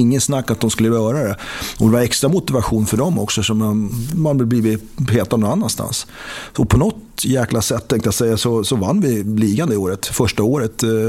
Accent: Sweden; moved away; det var man inte heller van med som, som svensk

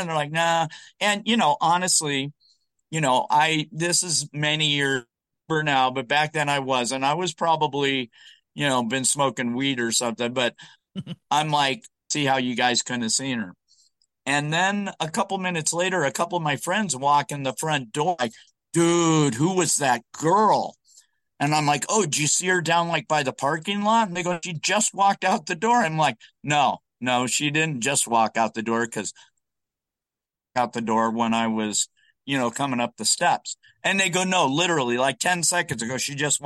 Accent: Southern California, United States; moved away as an adult; also born or lived in Arizona; I was born in Arizona. I grew up in Southern California.

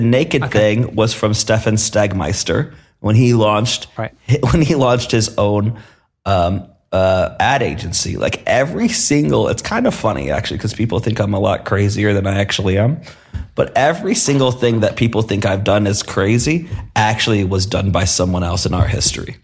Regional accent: Detroit, Michigan, United States; moved away as an adult; also born or lived in Berlin; growing up in Detroit

